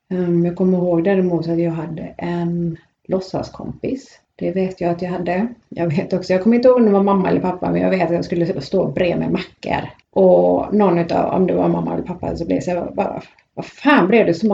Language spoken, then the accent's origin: Swedish; Gothenburg, Västra Götaland, Sweden; jag är ju född i Biskop i Göteborg.